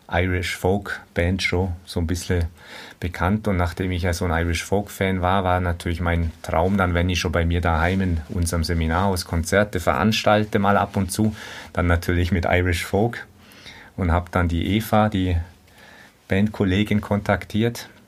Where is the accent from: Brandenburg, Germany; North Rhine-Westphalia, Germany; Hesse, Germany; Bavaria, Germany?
Bavaria, Germany; das Allgäu ist aber halt meine richtige Heimat, wo ich auch nicht weg will.